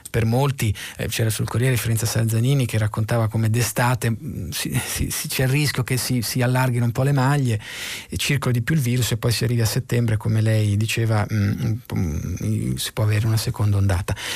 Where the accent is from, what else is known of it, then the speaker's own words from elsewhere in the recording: Milan, Lombardy, Italy; guardi Sara, io vengo da Milano